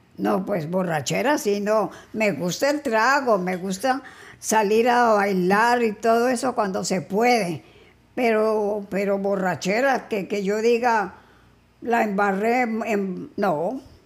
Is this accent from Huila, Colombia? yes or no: yes; Neiva, Huila, Colombia; moved away as an adult; also born or lived in Cali; Yo nací en Neiva Huila.